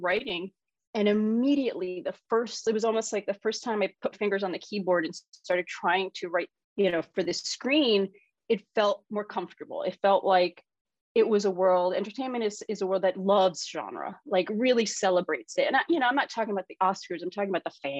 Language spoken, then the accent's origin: English; New York City, New York, United States; I grew up in New York City